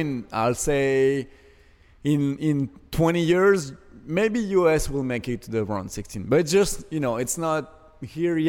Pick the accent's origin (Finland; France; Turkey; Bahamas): France; moved away; I'm from France